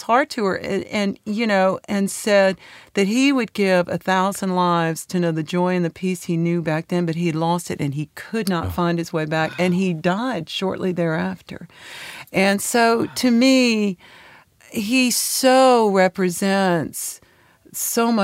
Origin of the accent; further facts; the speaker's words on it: San Francisco Bay Area, California, United States; also born or lived in Knoxville, Tennessee; now in Nashville, United States; I'm from Knoxville, Tennessee. And my parents divorced early on. So I had the most bizarre upbringing in that my mother moved to the San Francisco Bay Area